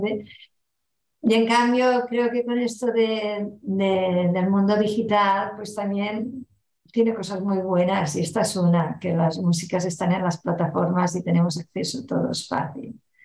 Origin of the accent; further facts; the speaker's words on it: Barcelona, Catalonia, Spain; first language Catalan; Spanish is a second language; En Barcelona eh, se habla mayoritariamente el catalán, es nuestro idioma materno